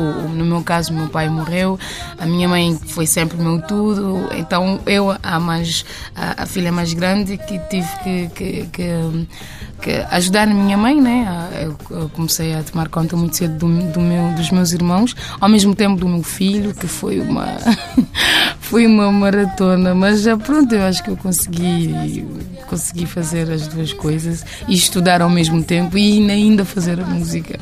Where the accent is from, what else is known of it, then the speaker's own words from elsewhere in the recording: Pedra Badejo, Santiago, Cape Verde; Eu sou de Pedra Badejo